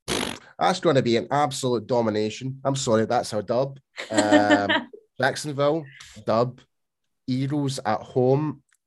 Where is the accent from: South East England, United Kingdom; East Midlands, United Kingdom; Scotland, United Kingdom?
Scotland, United Kingdom; I mean, come on, mate, I'm Scottish.